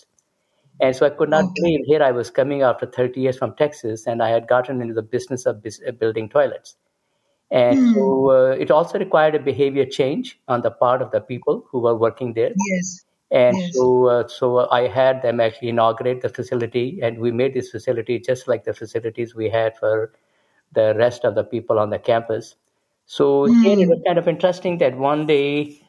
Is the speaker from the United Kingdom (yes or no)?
no; Jammu, Jammu and Kashmir, India; moved away as an adult; now in Austin, United States; born in Jammu, It used to be only 80,000 people when I was growing up